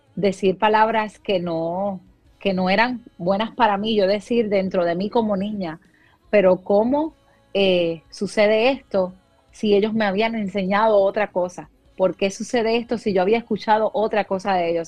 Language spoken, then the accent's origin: Spanish; Puerto Rico; moved away as an adult; now in Dallas, United States; salí de Puerto Rico luego del huracán María